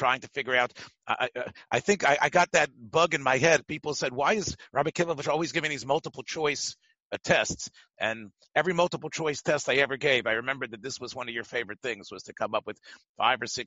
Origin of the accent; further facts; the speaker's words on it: Philadelphia, Pennsylvania, United States; when I was growing up in Philly